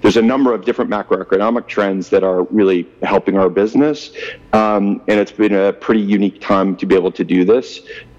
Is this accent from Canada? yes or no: yes; Ottawa, Ontario, Canada; moved away as an adult; also born or lived in Toronto / Kingston, Canada / California; now in Vancouver, Canada; I am a Canadian. I grew up in actually Ottawa and a little bit of parts of Toronto.